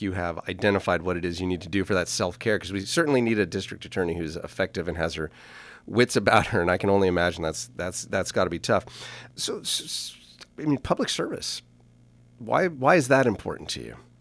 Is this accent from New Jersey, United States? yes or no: no; Napa Valley, California, United States; also born or lived in Los Angeles; I grew up here in Napa Valley, I was born at the corner of Sunset and Vermont in Los Angeles